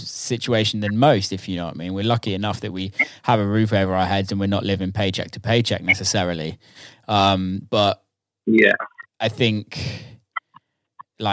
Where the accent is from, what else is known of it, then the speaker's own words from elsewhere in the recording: South of England, United Kingdom; I'm a Southerner